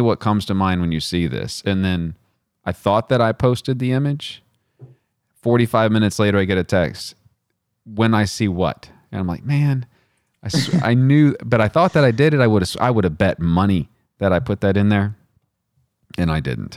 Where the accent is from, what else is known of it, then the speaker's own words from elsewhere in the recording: Midland, Texas, United States; now in Virginia, United States; I'm from Midland, Texas